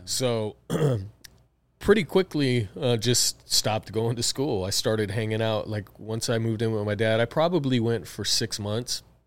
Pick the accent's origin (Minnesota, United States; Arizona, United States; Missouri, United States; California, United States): Arizona, United States; Tucson; I was born in Tucson, Arizona